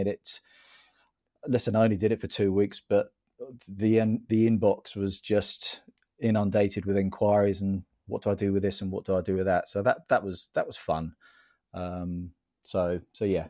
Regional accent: St Albans, East of England, United Kingdom; I'm one of the few who was born and bred here

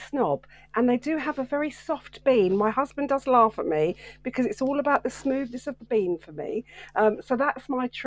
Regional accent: Welwyn Garden City, East of England, United Kingdom; my hometown centre of Welwyn Garden City

